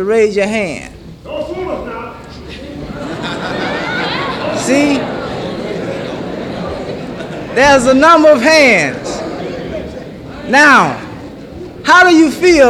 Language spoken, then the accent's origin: English; Mississippi, United States; I'm from Mississippi too.